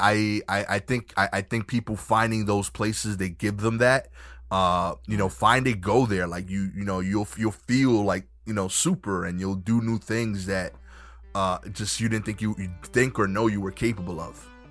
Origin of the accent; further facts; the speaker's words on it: New York City, New York, United States; I'm from Brooklyn. I grew up in Brooklyn